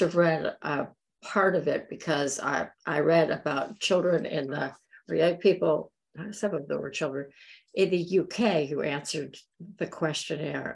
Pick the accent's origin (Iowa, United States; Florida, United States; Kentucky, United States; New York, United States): Florida, United States; Florida Keys, United States; moved away; I grew up in the Florida Keys